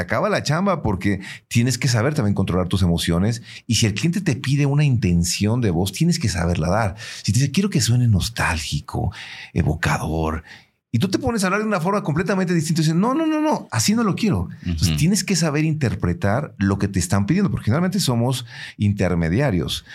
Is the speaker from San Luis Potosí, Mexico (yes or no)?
yes; San Luis Potosí, Mexico; nosotros como potosinos también cantamos y, tenemos nuestro propio acento